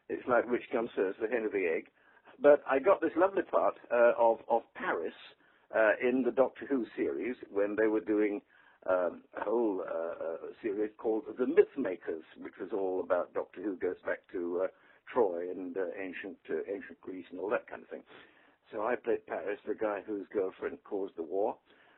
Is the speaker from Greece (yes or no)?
no; England, United Kingdom; moved away as an adult; also born or lived in London, United Kingdom / New York, United States; now in Palm Beach, United States; I'm English